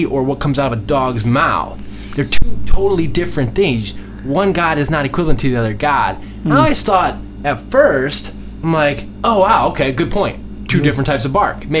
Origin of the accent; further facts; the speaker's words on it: United States; as an American, someone who grew up here